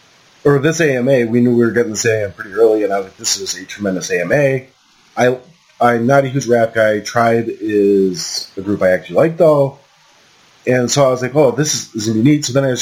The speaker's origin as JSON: {"language": "English", "region": "Pennsylvania", "country": "United States", "said": "I'm not even from New York, I'm from Pennsylvania"}